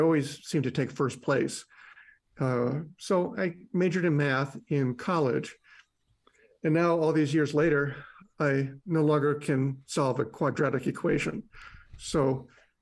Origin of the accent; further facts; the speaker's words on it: Chicago, Illinois, United States; I was born in Chicago